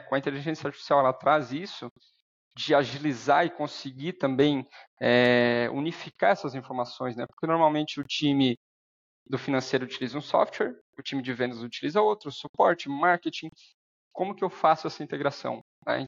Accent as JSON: {"language": "Portuguese", "town": "Araranguá", "region": "Santa Catarina", "country": "Brazil", "tie": "born or raised there", "also_born_or_lived": "Dublin", "said": "sou natural aqui de Araranguá"}